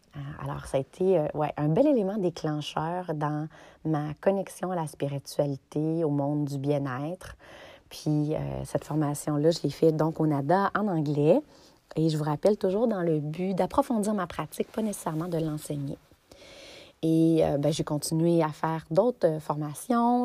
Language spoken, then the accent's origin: French; Notre-Dame-des-Bois, Quebec, Canada; mon histoire commence à Notre-Dame-des-Bois, un petit village des cantons de l'Est. Notre-Dame-des-Bois, c'est là où j'ai grandi de 0 à 12 ans.